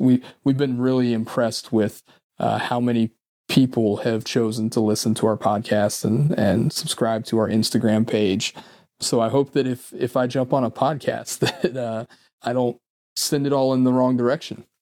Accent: Mason County, West Virginia, United States; moved away as an adult; also born or lived in Washington, D.C.; now in Northern Virginia, United States; growing up in Mason County

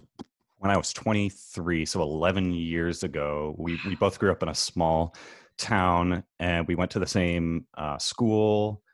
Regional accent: Fairfield, Iowa, United States; moved away as an adult; now in Los Angeles, United States; It's called Fairfield, Iowa. It's southeast Iowa, about an hour south of University of Iowa, Iowa City.

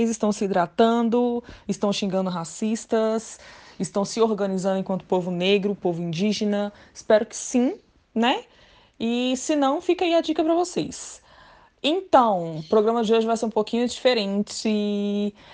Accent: Brasília, Federal District, Brazil; Eu sou aqui de Brasília, tenho 31 anos, sou bacharel em Direito.

